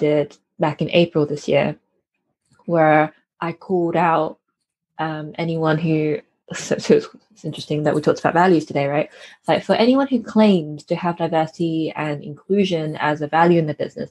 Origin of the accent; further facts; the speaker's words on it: United Kingdom; I'm a British born Chinese person. So I'm a child of immigrants. And I was raised in a collectivist culture, but in an individualist society